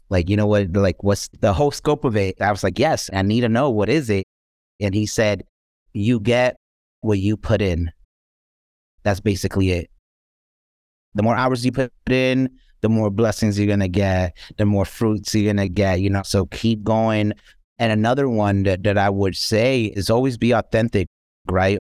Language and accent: English; New York City, New York, United States; I was born and raised here in the South Bronx